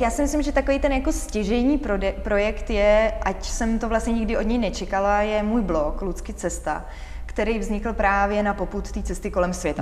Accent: Czechia; když se mě někdo zeptá, odkud si, já řeknu z České republiky

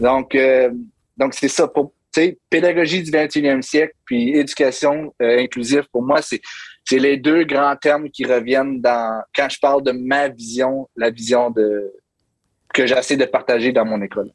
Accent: Hearst, Ontario, Canada; moved away as an adult; also born or lived in Toronto area, Ontario; now in St. John's, Canada; je suis franco-ontarien, donc euh, je viens du nord de l'Ontario. Je viens d'une petite ville très francophone qui s'appelle Hearst, Ontario.

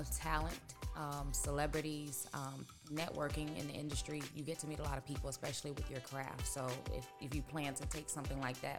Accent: Tampa, Florida, United States; also born or lived in Atlanta; I'm originally from Tampa, Florida. I just got back from Atlanta within the last year. I was there 10 years

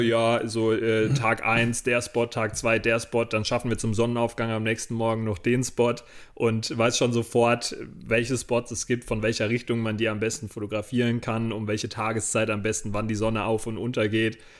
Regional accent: Rodenbach, Germany; wieder zu Hause in Rodenbach, in meinem Heimatdorf

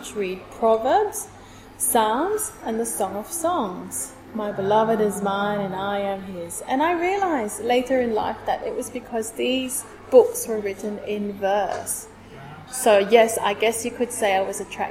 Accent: Singapore; moved away as an adult; now in Sydney, Australia; I was born in Singapore. Grew up in Singapore, was educated in Singapore. I moved to Australia in 2007.

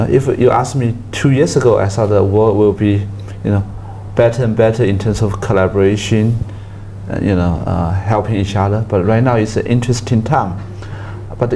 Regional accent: Fujian, China; moved away as an adult; also born or lived in Beijing; I was born in Fujian province, China, in the south part of mainland China. And then I spent my elementary school, junior high school and senior high school there

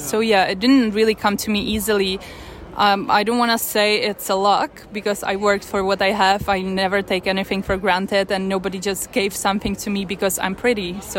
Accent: Czechia; moved away as an adult; also born or lived in Ukraine / Milan, Italy / Paris, France; now in New York, United States; And I'm actually very blessed to even grow up in Czech Republic, because it was very different than growing up in Russia or Ukraine. And I'm very thankful to my parents that we moved to Czech Republic when I was little.

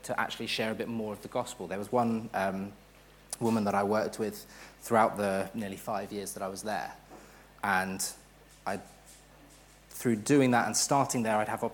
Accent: United Kingdom; also born or lived in Hatfield; We're British.

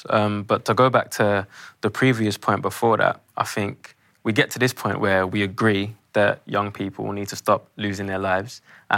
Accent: London, United Kingdom; when I grew up on my estate

